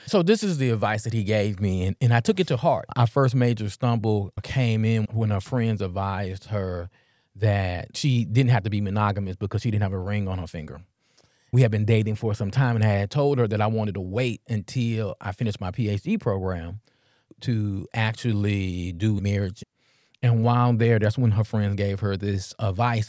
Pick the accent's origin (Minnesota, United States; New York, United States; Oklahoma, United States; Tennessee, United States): Tennessee, United States; Memphis; I'm from North Memphis